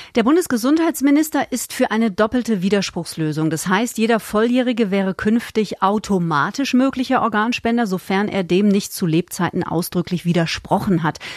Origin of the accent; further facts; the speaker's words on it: Bavaria, Germany; bei uns in Bayern